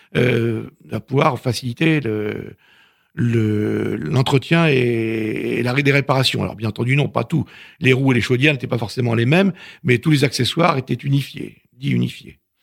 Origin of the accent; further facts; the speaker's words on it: Normandy, France; je suis normand